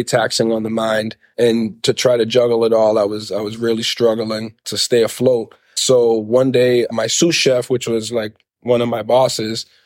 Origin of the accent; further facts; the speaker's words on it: Lynn, Massachusetts, United States; my father was a chef at a restaurant called the JT Shamit growing up in Lynn